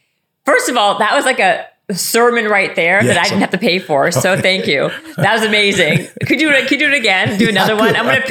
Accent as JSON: {"language": "English", "country": "Canada", "said": "I'm Canadian."}